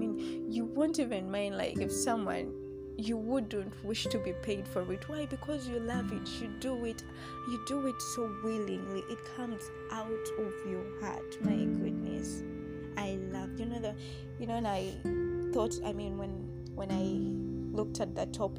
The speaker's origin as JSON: {"language": "English", "area": "the East", "region": "Eastern Region", "country": "Uganda", "moved": "yes", "lives_now": "Central Region, Uganda", "said": "I'm from the East, though I stay here in the Central"}